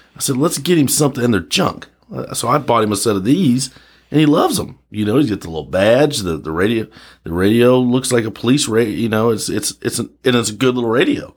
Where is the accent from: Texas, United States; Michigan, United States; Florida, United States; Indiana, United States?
Indiana, United States; moved away; I grew up in Indiana